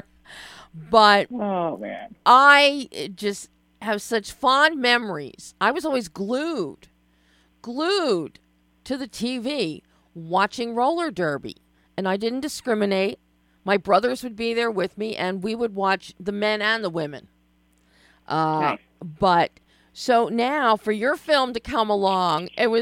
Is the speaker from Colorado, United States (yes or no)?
no; Philadelphia, Pennsylvania, United States; Growing up in Philadelphia in the 60s